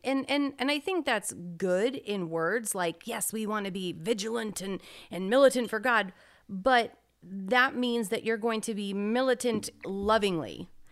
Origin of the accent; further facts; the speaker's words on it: United States; As an American